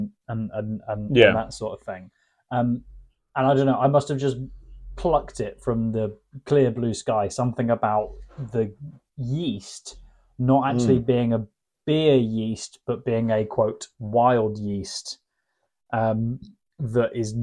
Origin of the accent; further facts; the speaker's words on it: Yorkshire and the Humber, United Kingdom; apparently I'm from Yorkshire as well